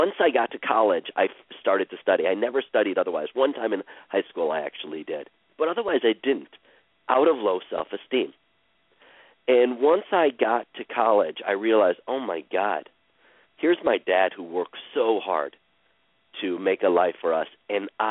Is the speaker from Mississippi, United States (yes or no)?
no; Cleveland, Ohio, United States; I was born in Cleveland, Ohio, on April 24th, 1968